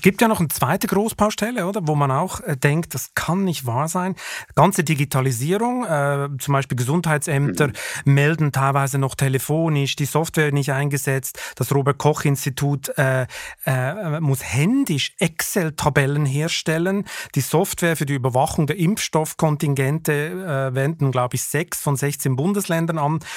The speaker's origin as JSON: {"language": "German", "country": "Switzerland", "said": "als Schweizer"}